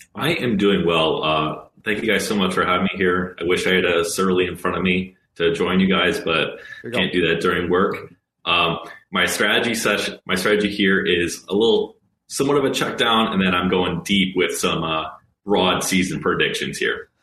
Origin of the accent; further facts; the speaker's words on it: Ohio, United States; moved away; I'm not originally from Minnesota. I'm from Ohio